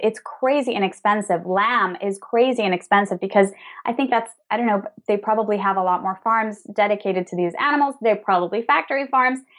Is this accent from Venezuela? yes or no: yes; Venezuela; also born or lived in New York / Spain; now in Madrid, Spain; We're originally from Venezuela, both of us